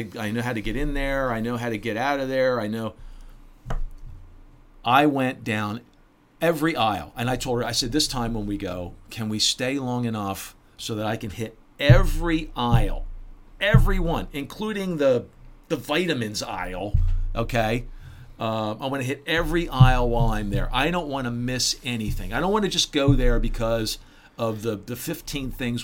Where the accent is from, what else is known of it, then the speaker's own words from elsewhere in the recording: Baltimore, Maryland, United States; moved away; I'm from Baltimore. Okay, I know Baltimore pretty well. My whole family's from Baltimore